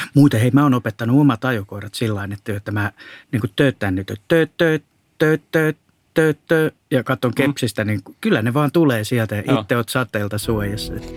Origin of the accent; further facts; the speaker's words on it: Southern Finland, Finland; meillä Etelä-Suomessa